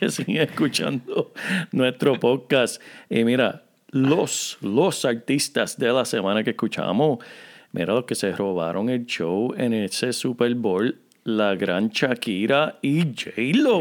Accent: Corozal, Puerto Rico; del pueblo donde yo me crié en Puerto Rico

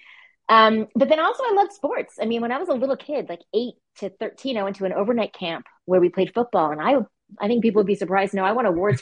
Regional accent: Montreal, Quebec, Canada; moved away as an adult; also born or lived in Vancouver; now in Toronto, Canada; I'm from Montreal, Quebec, Canada, which was a really fun place to grow up, actually

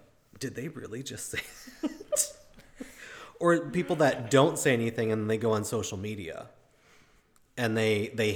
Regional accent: Chicago, Illinois, United States; I grew up in Chicago in a big city

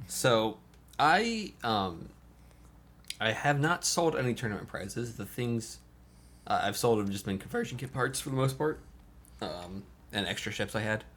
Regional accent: Port Orange, Florida, United States; also born or lived in North Carolina; now in Atlanta, United States; Port Orange, rather, born and bred

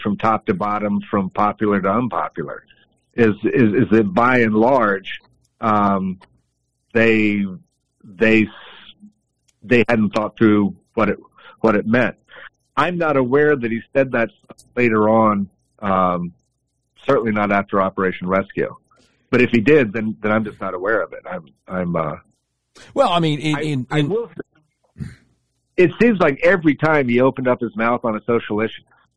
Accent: Montreat, North Carolina, United States; I grew up in Montreat, which is where the Grahams lived

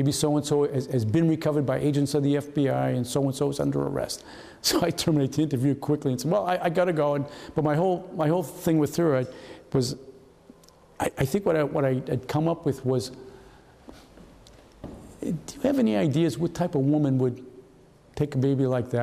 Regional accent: New England, United States; moved away as an adult; also born or lived in Denver; I'm from New England.

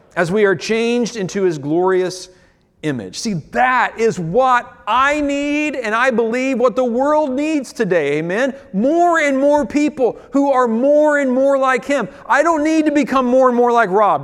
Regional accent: United States; as an American pastor in twenty twenty-one

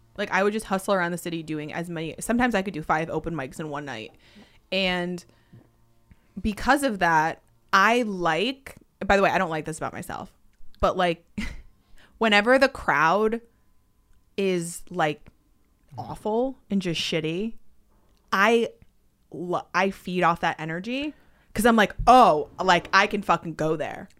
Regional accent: Connecticut, United States; I grew up in Connecticut

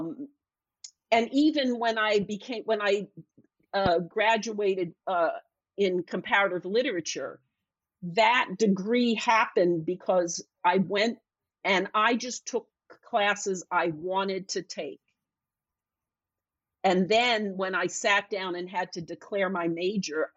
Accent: Philadelphia, Pennsylvania, United States; moved away as an adult; I'm from Philadelphia, and I went back to Philly and worked as a waitress

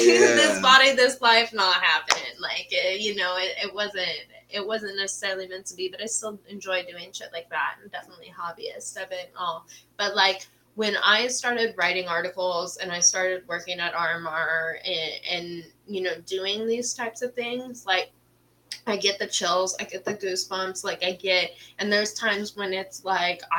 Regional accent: Redmond, Washington, United States; also born or lived in Monroe, Washington; I was coming from Rendon. We lived, like, Microsoft campus

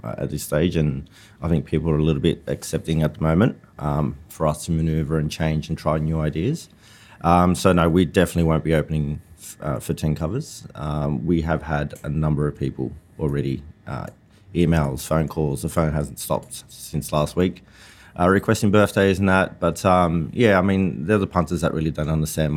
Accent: Australia; also born or lived in Sydney, Australia; now in Burleigh Heads, Australia; being Aussie

